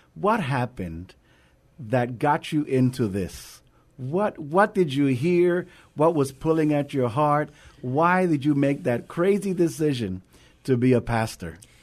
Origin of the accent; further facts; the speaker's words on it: New York, United States; now in San Antonio, United States; I am originally from New York